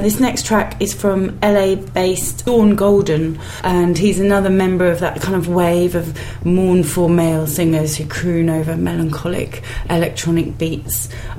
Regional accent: Cambridge, East of England, United Kingdom; I grew up in Cambridge and everyone has a bike.

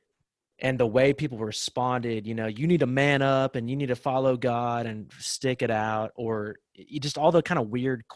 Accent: the South, United States; growing up in the South, like where we're from

